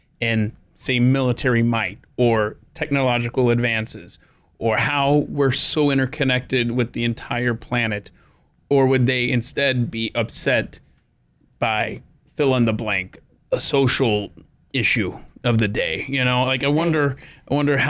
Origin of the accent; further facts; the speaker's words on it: Marietta, Georgia, United States; moved away; also born or lived in New York; my hometown of Marietta, Georgia, there in Metro Atlanta.